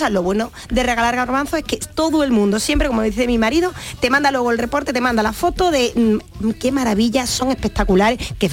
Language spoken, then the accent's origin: Spanish; Seville, Andalusia, Spain; me suelo quedar en Sevilla. Yo soy sevillana y eh. me suelo quedar aquí.